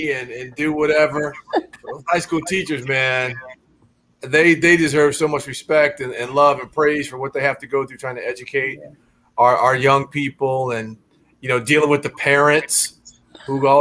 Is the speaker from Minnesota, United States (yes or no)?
yes; Minneapolis, Minnesota, United States; moved away; also born or lived in St. Louis, Missouri; I grew up in Minneapolis, Minnesota, so I was a Vikings fan as a kid